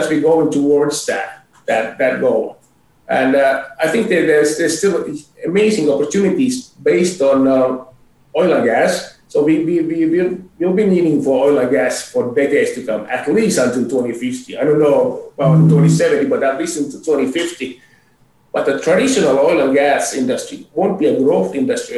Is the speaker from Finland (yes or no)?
yes; Finland; also born or lived in Boston / Philadelphia / Europe; now in Calgary, Canada; I'm originally from Finland, but I haven't lived in Finland since 1992